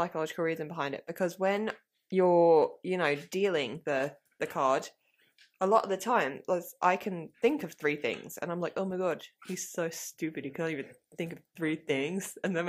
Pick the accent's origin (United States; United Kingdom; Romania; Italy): United Kingdom; Kent, South East England; accent: Kentish; Kentish. Like my lovely Kentish accent that you love so much.